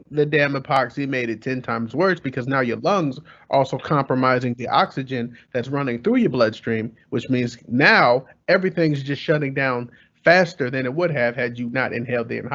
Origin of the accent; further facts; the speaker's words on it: California, United States; So, all right, so we're all from Cali, right?